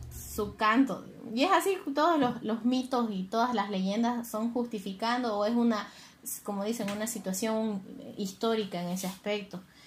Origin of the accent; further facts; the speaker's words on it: Santa Cruz de la Sierra, Santa Cruz, Bolivia; yo soy del oriente, soy de Santa Cruz específicamente